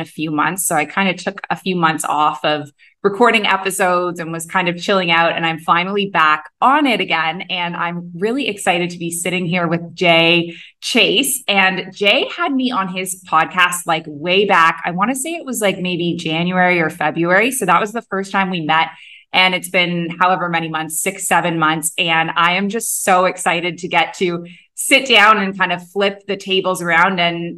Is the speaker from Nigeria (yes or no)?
no; Canada; moved away as an adult; also born or lived in Middle East; now in Bali, Indonesia; I'm a Canadian who moved across the world to the Middle East at age 23, and I never went back.